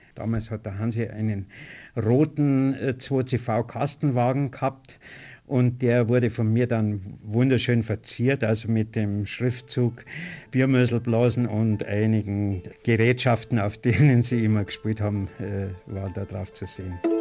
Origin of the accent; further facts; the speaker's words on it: Hörbach, Bavaria, Germany; meinem Heimatort Hörbach